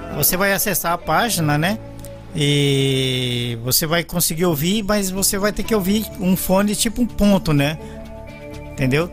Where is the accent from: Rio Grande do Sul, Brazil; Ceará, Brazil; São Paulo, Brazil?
São Paulo, Brazil; moved away; also born or lived in Belo Horizonte; Eu sou de São Paulo